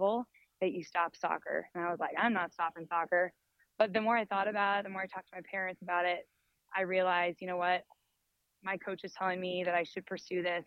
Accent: Scottsdale, Arizona, United States; I grew up here in Scottsdale, Arizona

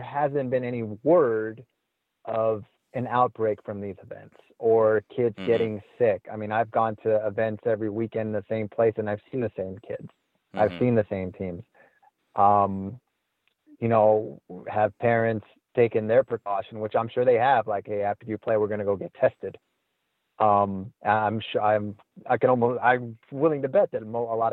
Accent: Azusa, California, United States; I grew up in Azusa and went to Azusa High School

